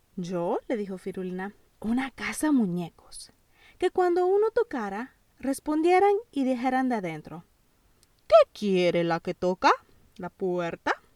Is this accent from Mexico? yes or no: no; El Salvador; Yo nací en El Salvador